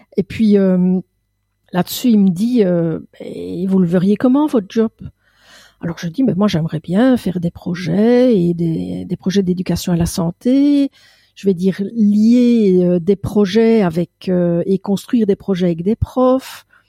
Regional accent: Belgium; Je suis belge

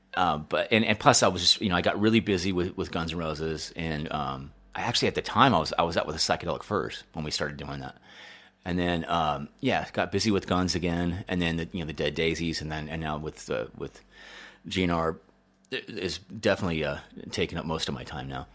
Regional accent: Denver, Colorado, United States; moved away; also born or lived in Chicago; I grew up in Denver

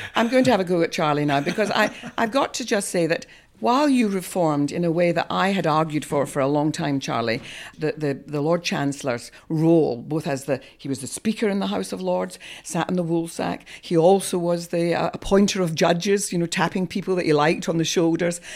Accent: Scot, Scotland, United Kingdom; moved away; I have practiced for many years at the English Bar, despite being a Scot

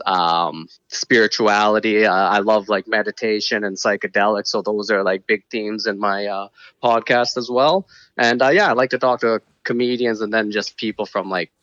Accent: Calgary, Alberta, Canada; I'm from Calgary

